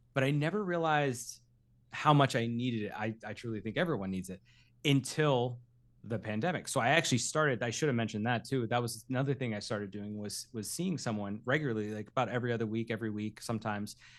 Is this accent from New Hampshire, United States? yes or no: yes; Derry, New Hampshire, United States; now in Los Angeles, United States; I grew up in Derry, New Hampshire.